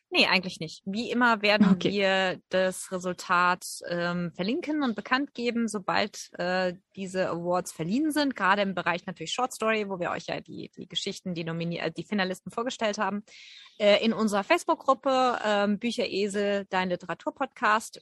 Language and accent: German; Germany; bei uns in Deutschland